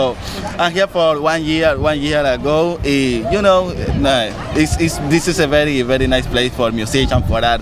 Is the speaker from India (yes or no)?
no; Havana, Cuba; moved away as an adult; now in Los Angeles, United States; I'm from Havana, Cuba.